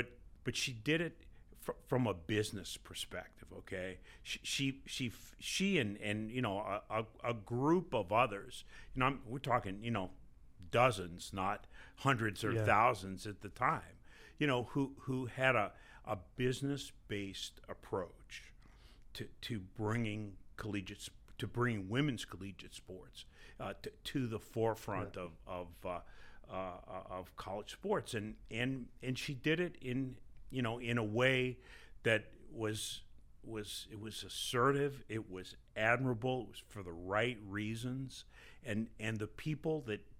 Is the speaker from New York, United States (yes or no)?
yes; New York City, New York, United States; moved away as an adult; also born or lived in Massachusetts; now in St. Louis, United States; I grew up in New York City